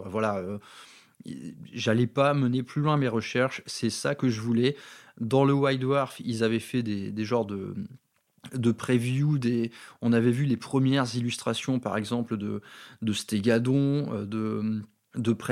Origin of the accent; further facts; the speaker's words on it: Valenciennes, Hauts-de-France, France; accent: northern French; Dans ma ville natale de Valenciennes, dans le Nord-Pas-de-Calais. Euh, vous avez peut-être noté que derrière tout ça, il y a, un petit accent en dormance.